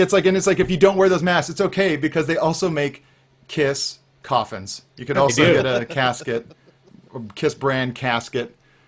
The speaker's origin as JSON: {"language": "English", "town": "San Diego", "region": "California", "country": "United States", "tie": "born or raised there", "said": "It represents all aspects of my strange existence, including growing up in San Diego suburbia as a disaffected teenage skateboarder."}